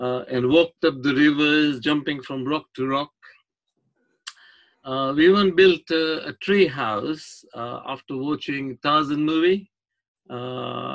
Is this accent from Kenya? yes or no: yes; Kenya; also born or lived in Nakuru, Kenya / India; I was born in Nakuru in Kenya